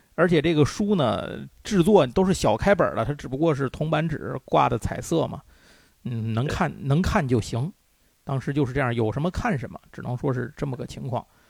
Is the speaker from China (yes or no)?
yes; China; 我们中国人